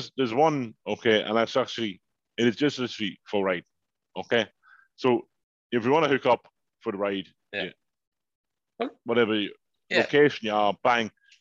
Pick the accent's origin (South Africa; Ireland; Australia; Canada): Ireland; accent: Irish; also born or lived in England; I'm Irish